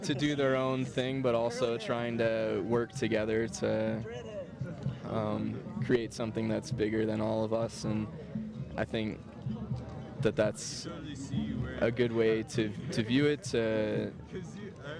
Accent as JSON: {"language": "English", "town": "Cleveland", "region": "Ohio", "country": "United States", "moved": "yes", "lives_now": "Denver, United States", "said": "Originally, I'm from Cleveland, Ohio, but I'm living in Denver right now."}